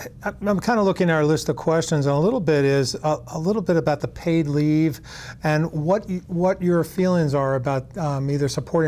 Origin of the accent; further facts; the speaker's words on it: Winooski, Vermont, United States; I'm from Winooski as well